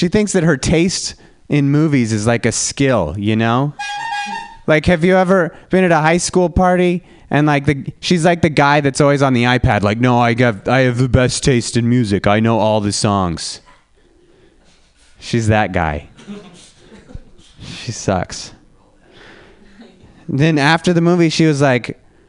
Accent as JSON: {"language": "English", "town": "Reno", "region": "Nevada", "country": "United States", "moved": "yes", "lives_now": "San Francisco, United States", "said": "I'm from Reno, Nevada."}